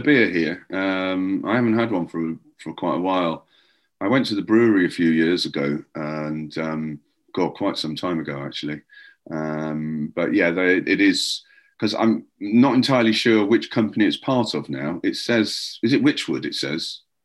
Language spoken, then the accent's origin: English; Llandudno, Wales, United Kingdom; moved away as an adult; now in England; I grew up where I grew up in. It's called Llandudno